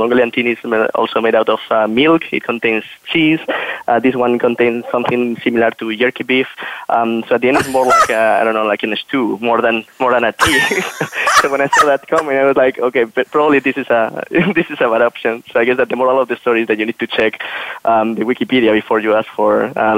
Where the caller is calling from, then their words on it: Berlin, Germany; So I'm right now located in Berlin. So I'm calling you from Berlin in Germany.